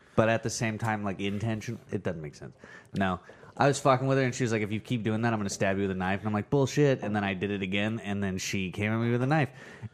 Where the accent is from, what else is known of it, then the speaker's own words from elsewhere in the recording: Cushing, Oklahoma, United States; I grew up in Cushing.